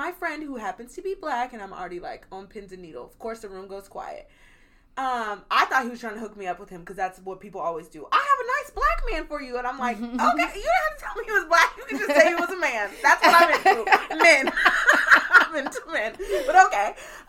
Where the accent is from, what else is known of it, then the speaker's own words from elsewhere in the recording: the South, United States; Like, you might like that because I'm from the South.